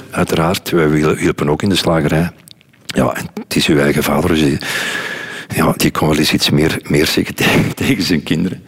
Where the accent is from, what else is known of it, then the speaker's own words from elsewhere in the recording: Kessel, Flanders, Belgium; also born or lived in Lier; zijn we verhuisd van Lier naar, naar Kessel